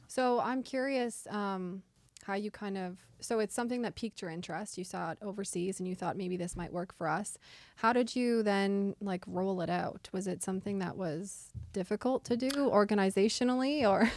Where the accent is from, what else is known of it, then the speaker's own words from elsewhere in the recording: Winnipeg, Manitoba, Canada; now in Nova Scotia, Canada; I'm from Winnipeg